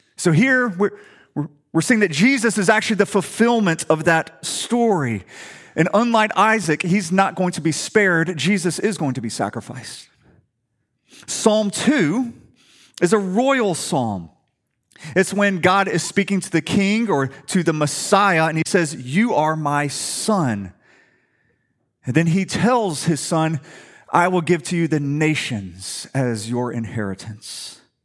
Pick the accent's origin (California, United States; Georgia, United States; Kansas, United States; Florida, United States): Georgia, United States; Atlanta; moved away; I'm from Atlanta